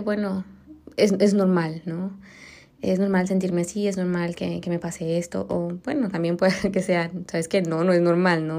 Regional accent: Mexico; moved away; also born or lived in Germany; soy mexicana

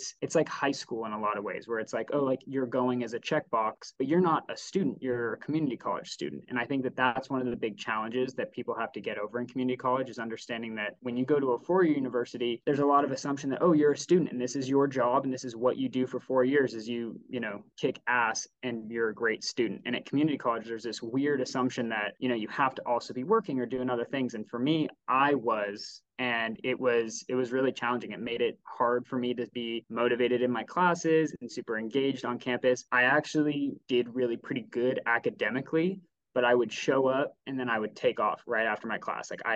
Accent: Bay Area, California, United States; I grew up in the Bay Area

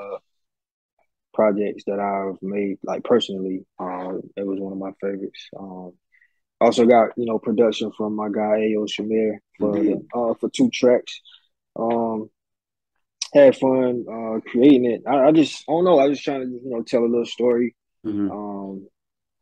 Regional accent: United States; being American

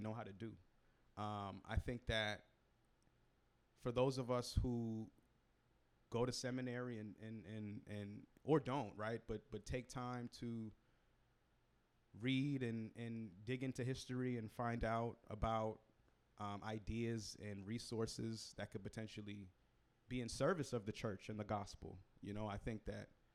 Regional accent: Boston, Massachusetts, United States; I grew up in Roxbury, Massachusetts, Roxbury, Boston, Massachusetts, historically Black neighborhood, poor Black neighborhood

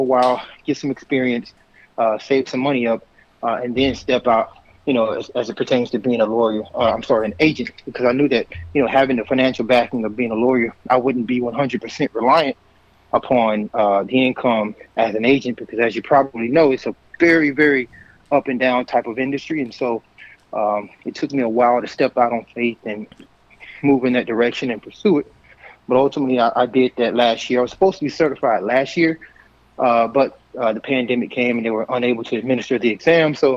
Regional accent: Linden, Texas, United States; also born or lived in Houston, Texas; growing up in East Texas, Linden, Texas

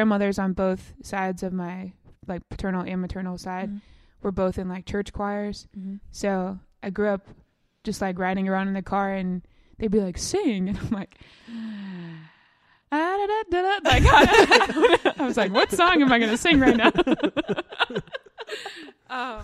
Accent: Mountain Brook, Alabama, United States; I grew up in Mountain Brook, I went to UAB.

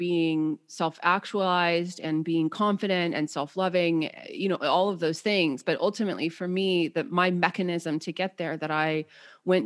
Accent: San Jose, California, United States; I was born and raised in San Jose, California

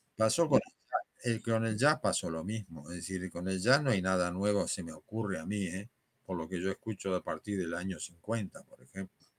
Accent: Buenos Aires, Argentina; moved away as an adult; now in Madrid, Spain; mi ciudad de origen

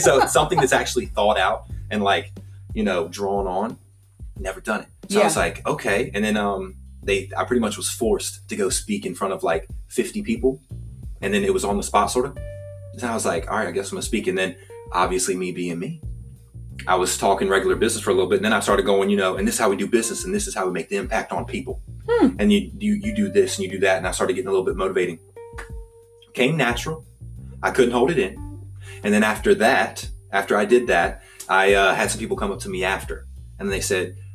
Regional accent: Culpeper, Virginia, United States; also born or lived in Fredericksburg, Virginia; I actually grew up out in Culpeper, Virginia. Grew up there actually up until I was about 21.

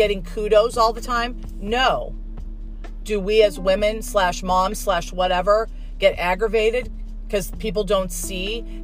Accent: United States; as an American

